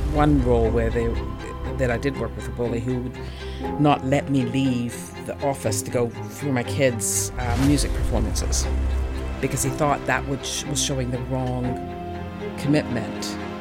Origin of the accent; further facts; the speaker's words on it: Calgary, Alberta, Canada; moved away as an adult; also born or lived in Edmonton, Canada; now in New Zealand; I grew up in Calgary